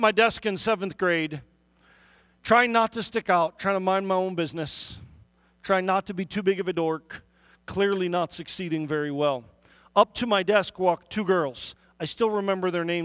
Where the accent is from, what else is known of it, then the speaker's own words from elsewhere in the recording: Milwaukee, Wisconsin, United States; also born or lived in Auckland, New Zealand / Hartford, Wisconsin; We fairly quickly moved into the city of Milwaukee, and the city of Milwaukee is really where I grew up